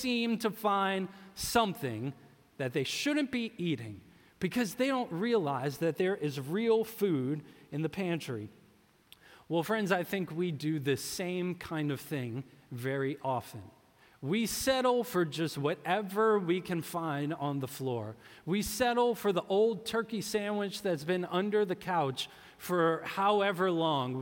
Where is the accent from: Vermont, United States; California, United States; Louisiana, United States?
Louisiana, United States; New Orleans; moved away; I'm from New Orleans, and we call that a catfish po' boy